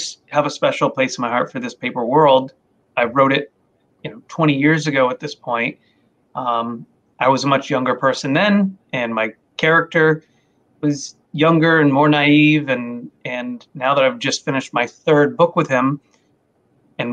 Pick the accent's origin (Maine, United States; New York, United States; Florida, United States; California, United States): Maine, United States; I grew up in Maine. I'm a Maine boy.